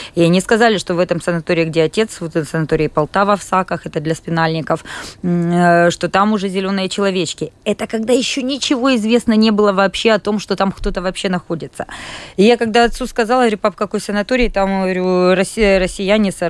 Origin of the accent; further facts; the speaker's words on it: Kropyvnytskyi, Kirovohrad Oblast, Ukraine; moved away as an adult; now in Latvia; Я из города Крапивницкого, это центральная Украина, областной город